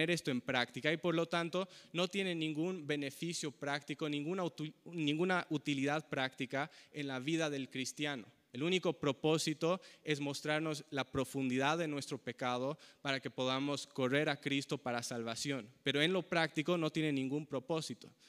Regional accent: Bolivia; Yo nací en Bolivia y crecí en Bolivia porque mis padres eran misioneros ahí.

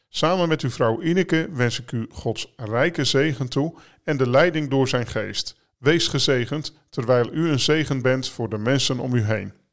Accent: Netherlands; voor ons als Nederlanders

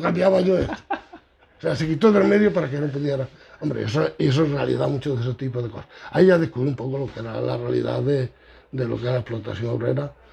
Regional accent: Aguilar, Spain; now in Villarrubia, Spain; yo nací en Aguilar en el 47

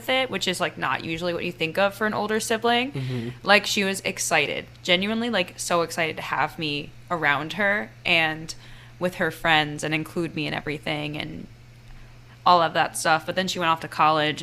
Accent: Shady Grove, Maryland, United States; moved away as an adult; also born or lived in Ohio / Marseille, France; now in New York City, United States; I grew up right outside of D.C.

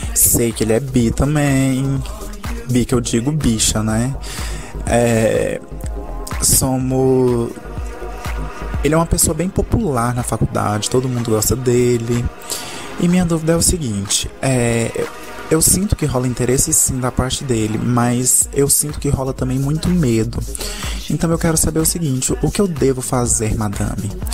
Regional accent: Goiânia, Goiás, Brazil; eu tenho 22 anos, sou de Goiânia

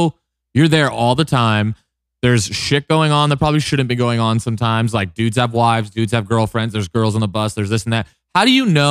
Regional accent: Agoura Hills, California, United States; I'm from Agoura Hills

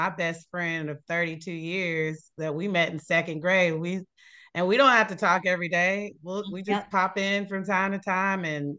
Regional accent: Fayetteville, United States; growing up in Fayetteville, it's all about Walmart. And I know all the Walmart products that I need to get to cook with. And that was my first time really being on the East Coast cooking.

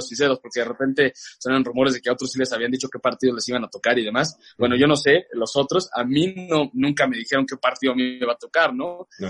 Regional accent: León, Guanajuato, Mexico; moved away as an adult; also born or lived in Mexico City / Boston; estaba en León, te cuento un poco de esta parte, eh, allí crecí y demás

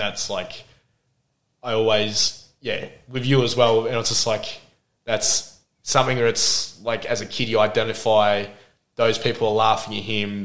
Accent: Adelaide, South Australia, Australia; also born or lived in Glenelg; now in Melbourne, Australia; I grew up in Port Adelaide, and oh well, we I was when I was born, we were in Glenelg

